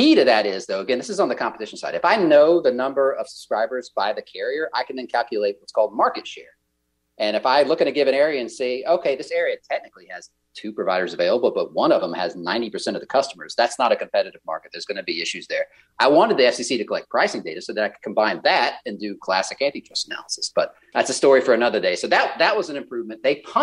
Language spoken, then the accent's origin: English; the South, United States; I'm from the South, so I get to say this.